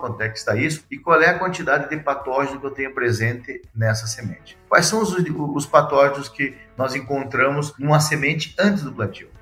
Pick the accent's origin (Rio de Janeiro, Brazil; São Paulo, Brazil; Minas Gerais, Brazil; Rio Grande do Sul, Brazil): Rio Grande do Sul, Brazil; moved away as an adult; also born or lived in Bahia; now in Guarapuava, Brazil; nasci no Rio Grande do Sul, né? Sou gaúcho